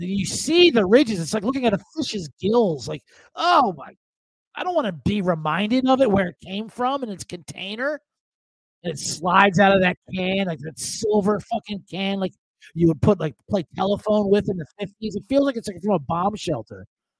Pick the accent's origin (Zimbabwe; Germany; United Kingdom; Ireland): Ireland; As an Irishman, I can tell you, we got it mastered.